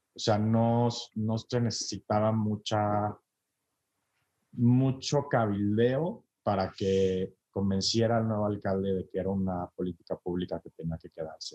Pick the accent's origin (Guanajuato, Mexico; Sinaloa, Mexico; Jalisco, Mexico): Jalisco, Mexico; Guadalajara; moved away as an adult; now in Mexico City, Mexico; yo soy de Guadalajara, vivo ahora en la Ciudad de México